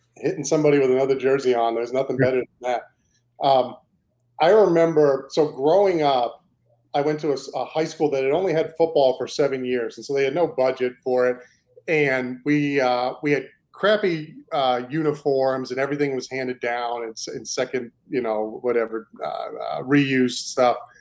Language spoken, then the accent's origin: English; New York, United States; moved away; also born or lived in Maine; I'm originally from New York. My family's from New York. We grew up Jets fans